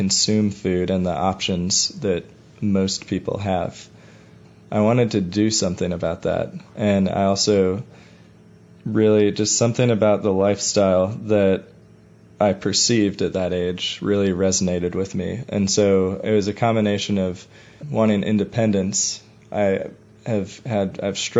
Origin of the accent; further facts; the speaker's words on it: Chicago, Illinois, United States; I grew up in Bucktown. I went to Lincoln Park High School.